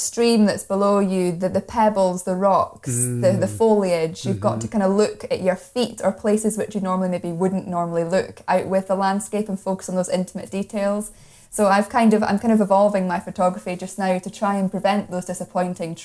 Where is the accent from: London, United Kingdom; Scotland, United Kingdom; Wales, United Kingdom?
Scotland, United Kingdom; Moray Coast and Aberdeenshire; I'm from the Moray Coast and Aberdeenshire region myself